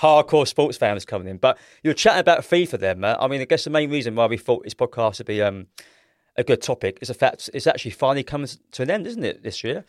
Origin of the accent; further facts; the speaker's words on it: London, United Kingdom; I'm thirty-five years old. I'm from South East London